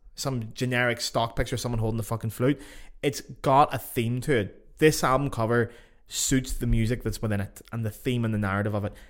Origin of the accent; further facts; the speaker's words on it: Ireland; now in Germany; I live in Germany and I'm from Ireland